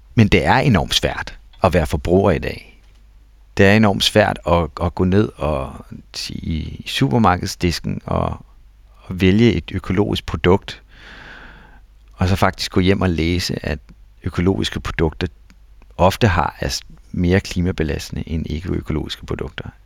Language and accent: Danish; Denmark; som danskere